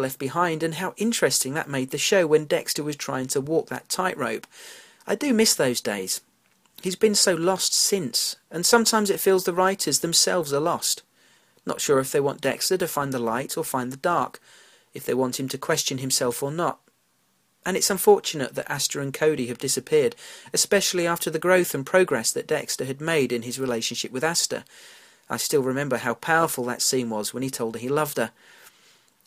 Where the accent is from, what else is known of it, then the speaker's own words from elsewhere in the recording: United Kingdom; accent: British; my British accent and pronunciations